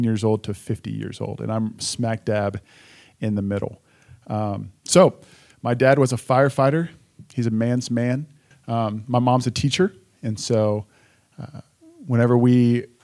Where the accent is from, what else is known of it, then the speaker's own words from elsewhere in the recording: Richardson, Texas, United States; I was born and raised in Richardson, Texas, which is a suburb of the great city of Dallas